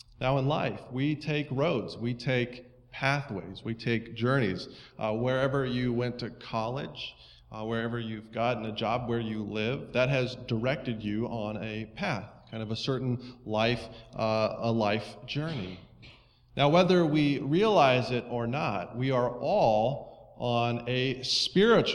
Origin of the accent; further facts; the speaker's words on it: Estes Park, Colorado, United States; I grew up in Colorado